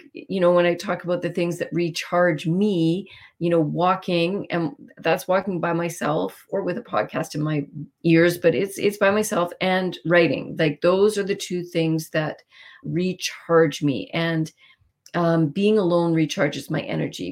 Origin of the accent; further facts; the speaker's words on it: Winnipeg, Manitoba, Canada; also born or lived in Vancouver; I grew up in Winnipeg in St. Vital